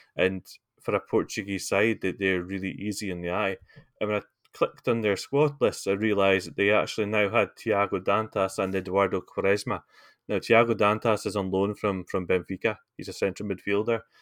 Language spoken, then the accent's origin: English; Scotland, United Kingdom; As a Scotsman